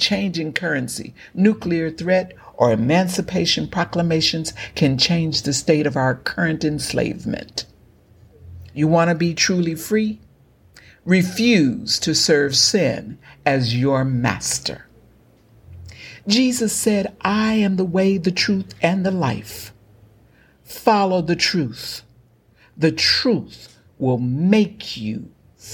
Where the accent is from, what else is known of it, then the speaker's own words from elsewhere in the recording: Galveston County, Texas, United States; as an African American born and raised in Galveston County, Texas